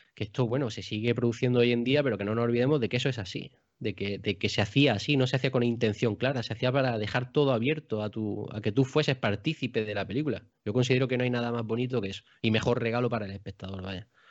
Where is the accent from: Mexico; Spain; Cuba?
Spain; Baza, Andalusia; el cine que yo tenía en mi localidad, que yo soy de Baza, de Granada